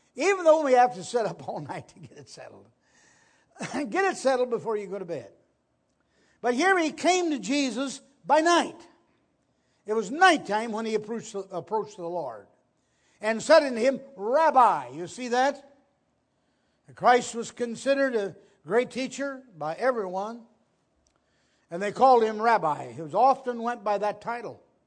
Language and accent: English; Ohio, United States; in a farmhouse on the Maplewood-Chihuahua Road in Ohio.